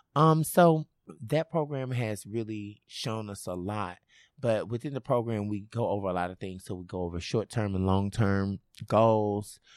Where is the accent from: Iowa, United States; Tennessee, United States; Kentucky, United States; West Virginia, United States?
Tennessee, United States; Memphis; I'm originally from Memphis.